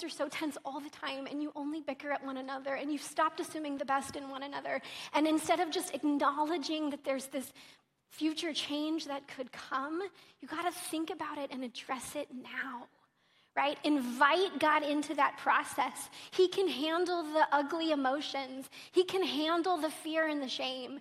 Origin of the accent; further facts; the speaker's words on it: Oklahoma, United States; I'm from Oklahoma